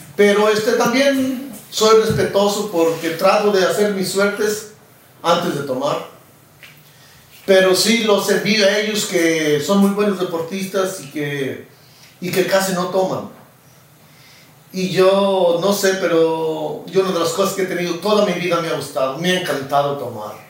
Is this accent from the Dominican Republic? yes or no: no; Mexico; moved away; yo sí nací en México